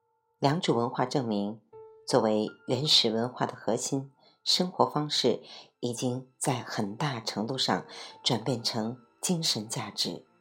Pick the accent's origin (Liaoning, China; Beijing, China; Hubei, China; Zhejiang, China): Zhejiang, China; Yuyao; 最早的应该是我家乡余姚的田螺山文化遗址和河姆渡文化遗址。